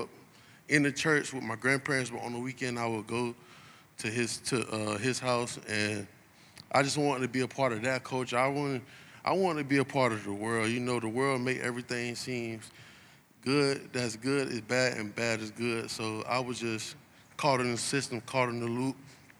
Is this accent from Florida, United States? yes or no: yes; Lakeland, Florida, United States; My dad is from California, and my mom is from here in Lakeland. I grew up on East Bella Vista, right down the street from Tiger Town, raised by my grandparents